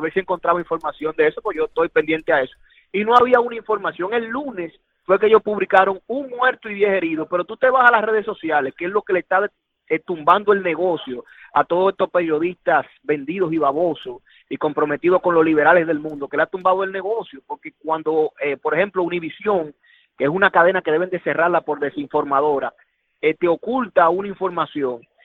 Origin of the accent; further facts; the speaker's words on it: Dominican Republic; now in United States; mi país de origen, la República Dominicana